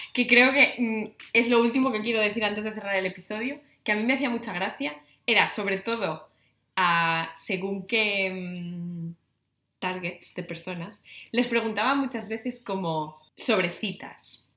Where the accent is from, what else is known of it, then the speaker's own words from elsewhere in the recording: Navia, Asturias, Spain; Navia, mi pueblo